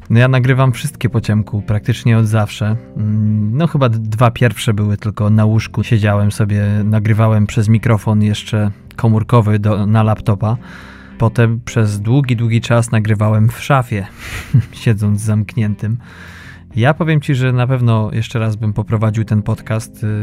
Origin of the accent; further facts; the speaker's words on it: western Poland, Poland; ja pochodzę z zachodu Polski